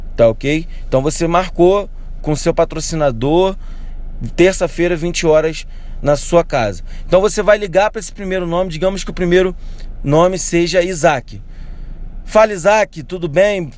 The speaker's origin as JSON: {"language": "Portuguese", "region": "Rio de Janeiro", "country": "Brazil", "said": "eu sou do Rio de Janeiro."}